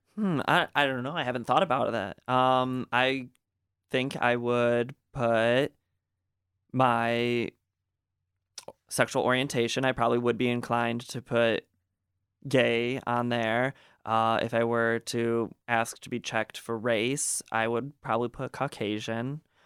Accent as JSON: {"language": "English", "town": "Gaylord", "region": "Michigan", "country": "United States", "tie": "born or raised there", "said": "growing up in Gaylord, you know, there wasn't a lot of diversity"}